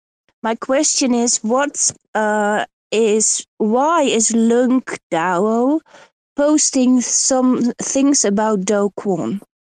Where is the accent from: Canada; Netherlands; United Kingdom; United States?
Netherlands; English is a second language; I'm from Holland, so my English is very bad.